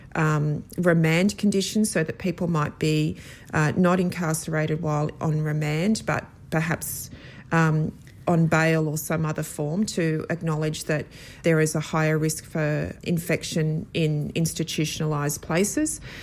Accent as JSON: {"language": "English", "town": "Sydney", "region": "New South Wales", "country": "Australia", "tie": "born or raised there", "said": "I grew up in Sydney."}